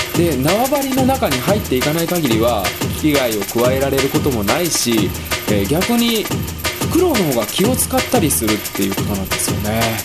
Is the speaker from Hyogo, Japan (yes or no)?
yes; Nishinomiya, Hyogo, Japan; 僕の実家、兵庫県の西宮市なんですけれども